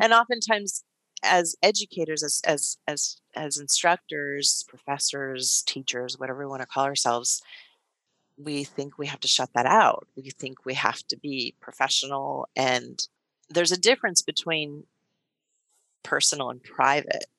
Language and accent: English; Silicon Valley, California, United States; I grew up in Silicon Valley.